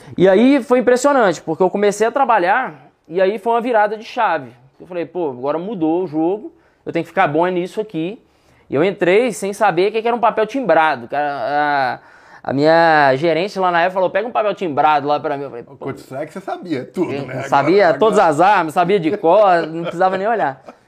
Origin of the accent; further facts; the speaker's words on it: Sete Lagoas, Minas Gerais, Brazil; also born or lived in Contagem; now in Belo Horizonte, Brazil; Na verdade, eu nasci em Contagem, mas cresci aqui entre Contagem e BH. Até que com oito anos de idade, fui morar em Sete Lagoas, que é 70 quilômetros de Belo Horizonte